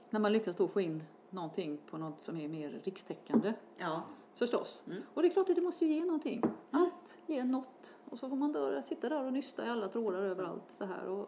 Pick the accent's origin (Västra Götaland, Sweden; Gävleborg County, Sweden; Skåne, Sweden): Västra Götaland, Sweden; Gothenburg; Jag var göteborgare